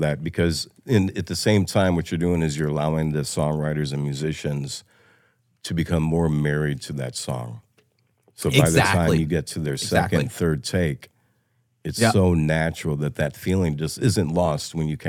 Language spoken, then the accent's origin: English; Illinois, United States; Oh, I grew up near Chicago, so I'm a huge Bulls fan.